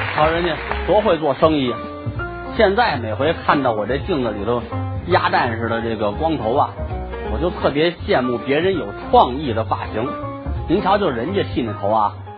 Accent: Beijing, China; 这是咱们北京人的传统

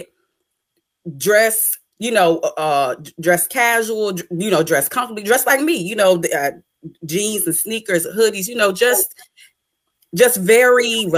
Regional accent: Chesterfield County, Virginia, United States; Chesterfield County, Virginia. Born and raised right here

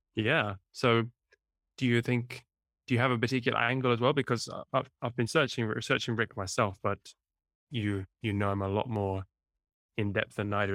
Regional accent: near Cambridge, East of England, United Kingdom; moved away as an adult; also born or lived in southern Italy; now in Italy; in England, near, near Cambridge, the original

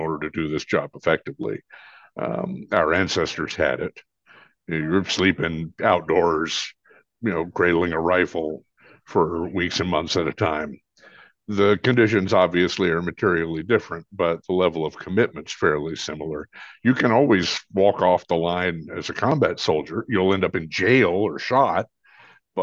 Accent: Williamsburg, Virginia, United States; also born or lived in the South; growing up on the farm was the big thing

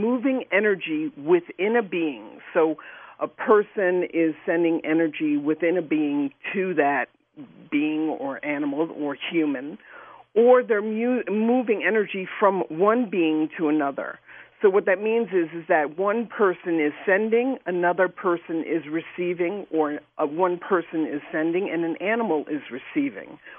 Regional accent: New York City, New York, United States; I grew up in New York City

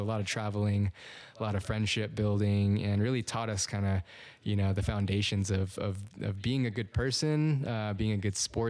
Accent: Federal Way, Washington, United States; also born or lived in Fort Ord, California; now in Salt Lake City, United States; I'm from Federal Way, Washington originally. I've lived in Salt Lake City, Utah for the better part of about 14 years now, 15 years.

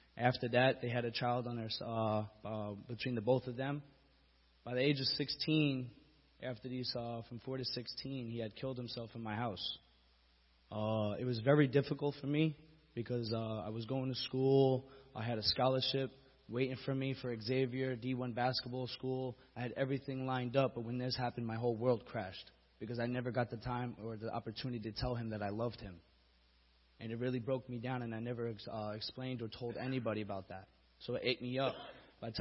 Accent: Bayonne, New Jersey, United States; I was born and raised in Bayonne, right on the borderline of Jersey City.

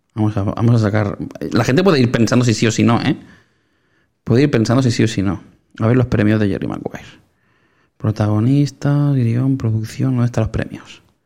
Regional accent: Sabadell, Catalonia, Spain; somos muy de Sabadell nosotros

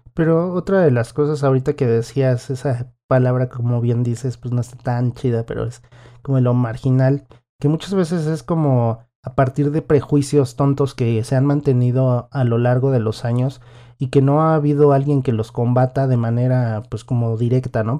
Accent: Mexico; nuestra vida musical como mexicanos

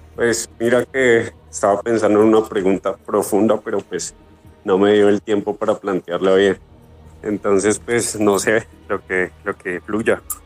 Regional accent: Cartagena, Bolívar, Colombia; now in Bogotá, Colombia; soy cartagenero

